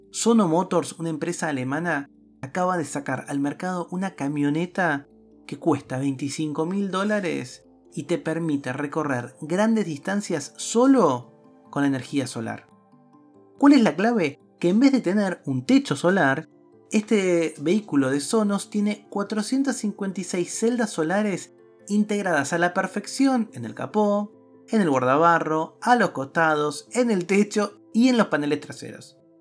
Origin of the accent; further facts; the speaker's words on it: Argentina; En mi país, en la Argentina